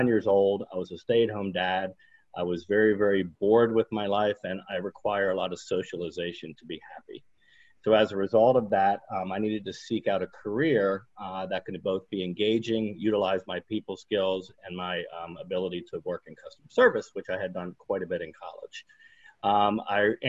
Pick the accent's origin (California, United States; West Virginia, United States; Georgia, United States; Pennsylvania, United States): Pennsylvania, United States; Harrisburg; moved away as an adult; now in Geneva, United States; I'm originally from Harrisburg, Pennsylvania. I currently live in Geneva, New York